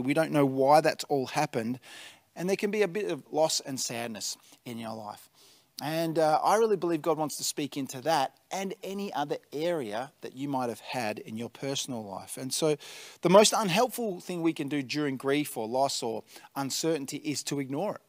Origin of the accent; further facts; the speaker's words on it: Tatura, Victoria, Australia; now in Albury-Wodonga, Australia; I grew up in the Golden Valley, uh, in Tatura